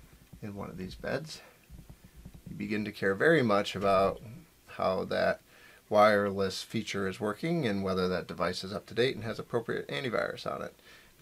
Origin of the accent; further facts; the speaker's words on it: Buffalo, New York, United States; I'm from Buffalo.